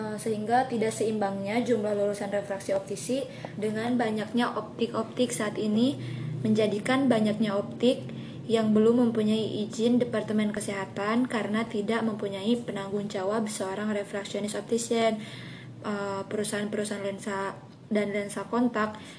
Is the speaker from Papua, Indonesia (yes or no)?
no; Kalianda, Lampung, Indonesia; asal saya dari Lampung saya dari Lampung Selatan saya tinggal di uh, kota Kalianda